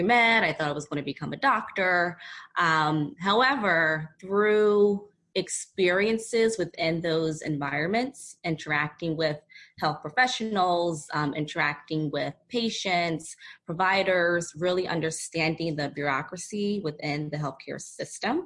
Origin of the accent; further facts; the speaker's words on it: Philadelphia, Pennsylvania, United States; moved away; also born or lived in San Diego; I recently relocated back to my hometown, Philadelphia.